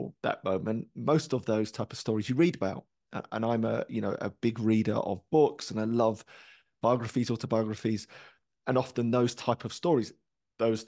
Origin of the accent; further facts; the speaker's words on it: London, United Kingdom; growing up in East London